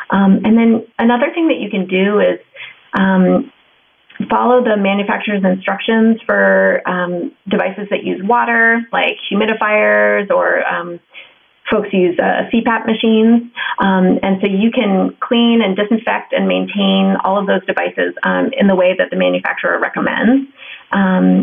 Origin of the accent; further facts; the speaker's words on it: Ohio, United States; I grew up in Ohio.